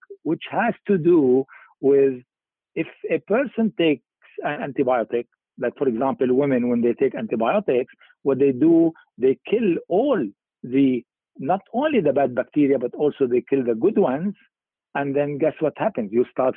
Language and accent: English; Lebanon; moved away as an adult; also born or lived in England; I was born in Lebanon in 1950